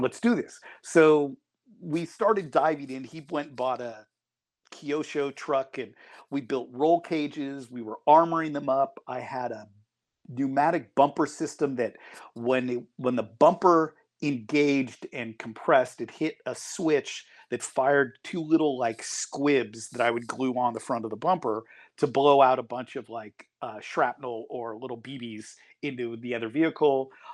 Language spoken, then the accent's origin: English; Tiburon, California, United States; also born or lived in Marin County / Sonoma County; moved all around through Marin and through Sonoma County and, and things during my youth and eventually ended up, um, going to Del Mar Middle School in Tiburon